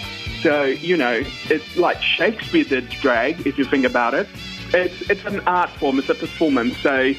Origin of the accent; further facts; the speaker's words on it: Brazil; now in New Zealand; I'm from Brazil